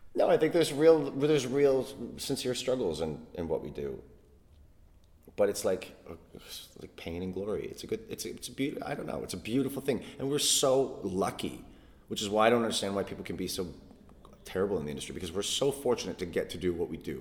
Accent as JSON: {"language": "English", "country": "Canada", "tie": "born or raised there", "moved": "as an adult", "lives_now": "London, United Kingdom", "said": "I was born and raised in Canada"}